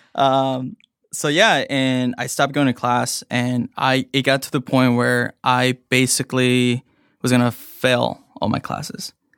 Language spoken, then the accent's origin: English; Evanston, Illinois, United States; also born or lived in Mexico / Chicago; I grew up in Evanston, um, next to Northwestern.